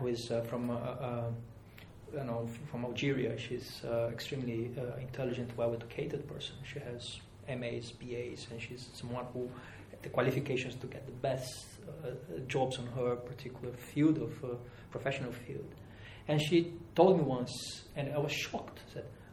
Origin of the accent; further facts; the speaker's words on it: Rio de Janeiro, Brazil; moved away; also born or lived in Europe; I've been here for many years, but I'm from Rio de Janeiro.